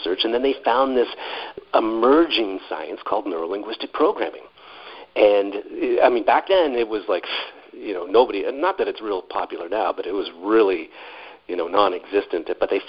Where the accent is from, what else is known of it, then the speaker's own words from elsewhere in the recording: Canada; I grew up in Canada